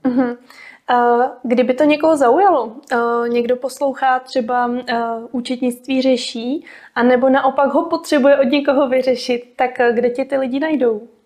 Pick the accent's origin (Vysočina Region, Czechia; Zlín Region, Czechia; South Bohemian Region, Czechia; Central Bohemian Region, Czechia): Vysočina Region, Czechia; Jihlava; sama pocházím z Jihlavy